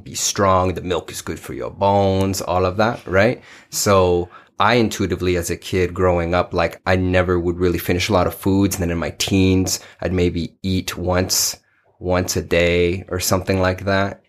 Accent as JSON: {"language": "English", "town": "Paterson", "region": "New Jersey", "country": "United States", "tie": "born or raised there", "also_born_or_lived": "New York", "moved": "yes", "lives_now": "Arizona, United States", "said": "I was born in Patterson, New Jersey, North Jersey"}